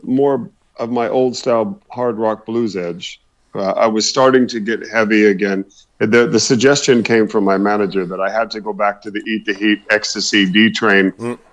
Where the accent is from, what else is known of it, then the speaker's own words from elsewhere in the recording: Oklahoma, United States; I originally come from Oklahoma